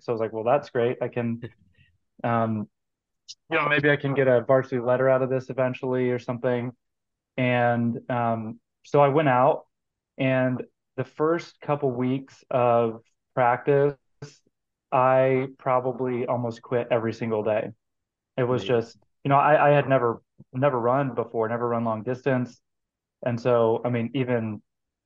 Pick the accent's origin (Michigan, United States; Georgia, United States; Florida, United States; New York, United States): Georgia, United States; moved away as an adult; also born or lived in Kansas; now in Kansas City, United States; I grew up in Georgia in the 90s